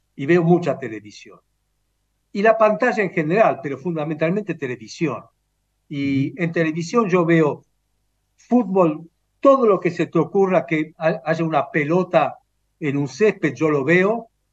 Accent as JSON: {"language": "Spanish", "country": "Romania", "tie": "born or raised there", "moved": "yes", "said": "Nací en Rumania"}